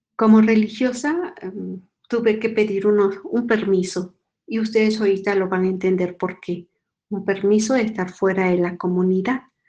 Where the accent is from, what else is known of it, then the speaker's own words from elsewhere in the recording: Mexico; soy mexicana